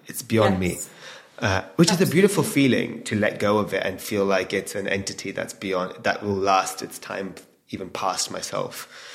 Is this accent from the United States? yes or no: no; England, United Kingdom; now in London, United Kingdom; we're born and raised in England, Londoners now.